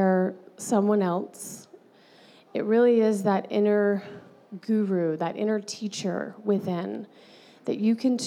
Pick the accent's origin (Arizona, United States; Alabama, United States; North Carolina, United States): Alabama, United States; moved away as an adult; now in California, United States; growing up in Alabama, going to Alabama